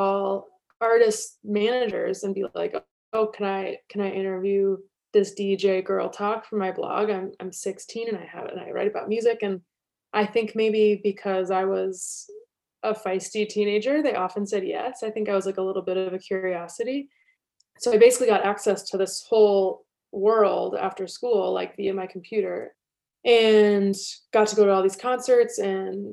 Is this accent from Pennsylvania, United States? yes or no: no; Washington, District of Columbia, United States; I grew up in Washington, D.C., just outside